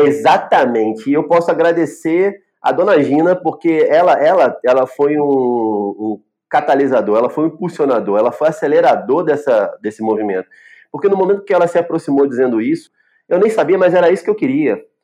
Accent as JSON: {"language": "Portuguese", "region": "Rio de Janeiro", "country": "Brazil", "tie": "born or raised there", "moved": "as an adult", "lives_now": "Recife, Brazil", "said": "sou carioca da gema, do subúrbio carioca, ali de Ramos"}